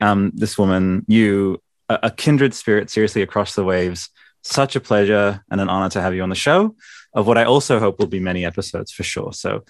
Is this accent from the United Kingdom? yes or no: no; Italy; All I'll say is, and I'm from Italy, right?